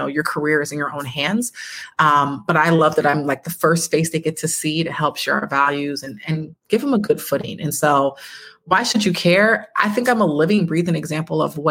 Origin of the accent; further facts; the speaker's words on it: Buffalo, New York, United States; I was born and raised in Buffalo, New York